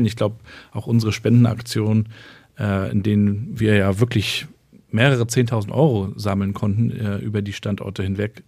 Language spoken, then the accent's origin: German; Rostock, Mecklenburg-Vorpommern, Germany; Ich bin ja in Rostock in Warnemünde aufgewachsen